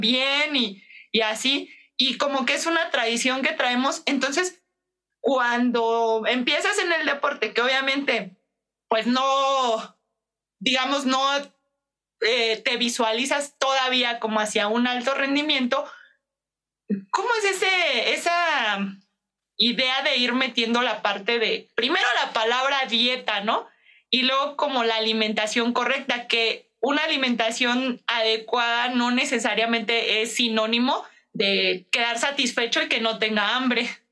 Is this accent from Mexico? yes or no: yes; Mexico; como mexicanos tenemos, o sea, la idea, las abuelitas nos dicen